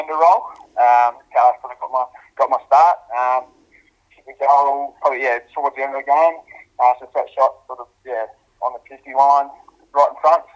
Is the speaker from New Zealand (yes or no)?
no; Wollongong, New South Wales, Australia; moved away as an adult; also born or lived in Western Australia; now in Adelaide, Australia; When I was really young, dad got some work over in Wollongong in New South Wales, so we moved over to New South Wales